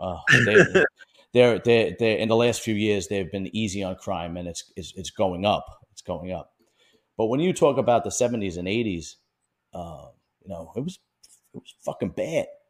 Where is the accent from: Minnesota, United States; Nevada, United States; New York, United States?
New York, United States; New York City; I'm from Bensonhurst, Brooklyn, and that was, was at one point an all Italian neighborhood